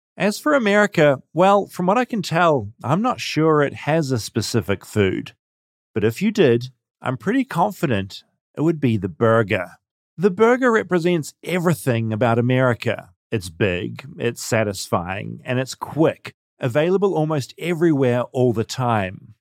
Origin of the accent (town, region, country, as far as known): New Zealand; now in United States